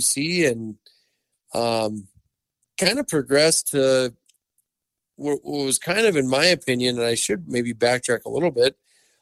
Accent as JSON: {"language": "English", "town": "Dickinson", "region": "North Dakota", "country": "United States", "tie": "born or raised there", "said": "I was born and raised in Dickinson, North Dakota. So a Western North Dakota boy"}